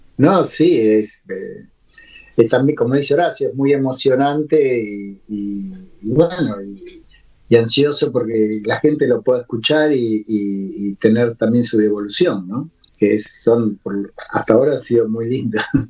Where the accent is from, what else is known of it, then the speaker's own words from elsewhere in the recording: Buenos Aires, Argentina; now in Ushuaia, Argentina; yo nací en Capital también y viví muchos años